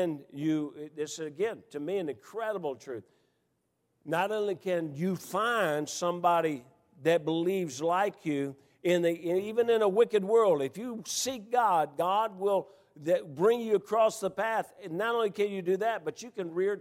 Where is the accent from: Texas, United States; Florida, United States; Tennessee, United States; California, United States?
Tennessee, United States; Memphis; When I grew up here in Memphis, you had 3 television channels